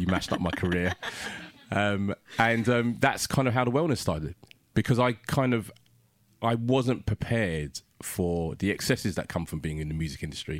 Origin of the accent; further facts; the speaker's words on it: London, United Kingdom; African kid growing up in South London